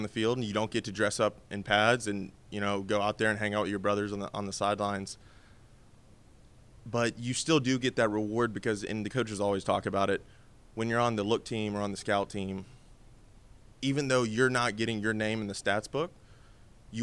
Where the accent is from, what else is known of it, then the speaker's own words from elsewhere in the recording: Alabama, United States; I'm from Alabama